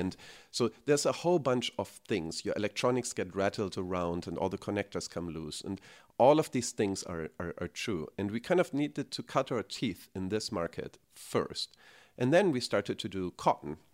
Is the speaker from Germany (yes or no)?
yes; Germany; moved away as an adult; now in United States; So, I grew up in Germany, as you can probably hear by my accent